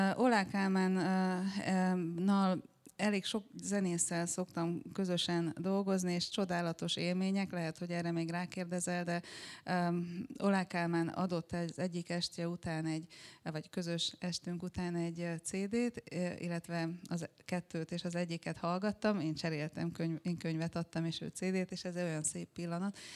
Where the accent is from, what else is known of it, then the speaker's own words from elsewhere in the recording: Cluj-Napoca, Cluj County, Romania; now in Berlin, Germany; egy olyan többnyelvű környezetben nőttem fel, ahol az utcán ugye főleg románul beszéltek, Kolozsváron